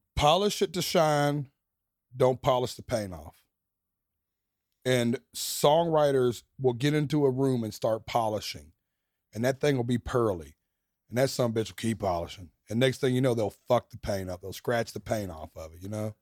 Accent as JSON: {"language": "English", "town": "Nashville", "region": "Tennessee", "country": "United States", "tie": "born or raised there", "said": "first arena headline in my hometown"}